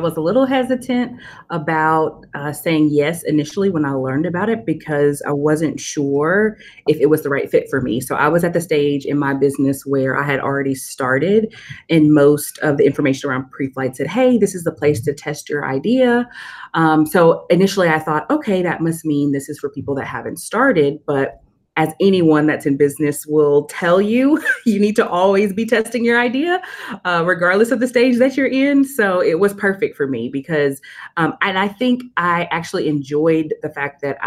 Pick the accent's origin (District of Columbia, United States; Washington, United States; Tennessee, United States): Tennessee, United States; Nashville; I'm originally from Nashville, as I said, born and raised here